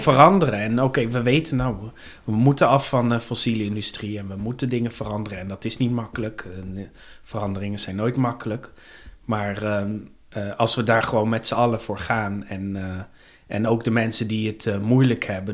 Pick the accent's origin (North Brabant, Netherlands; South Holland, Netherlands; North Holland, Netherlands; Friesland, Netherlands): South Holland, Netherlands; The Hague; geboren en getogen in Den Haag